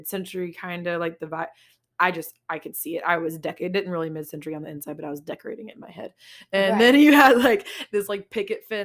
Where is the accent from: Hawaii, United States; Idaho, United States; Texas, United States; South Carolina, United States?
Texas, United States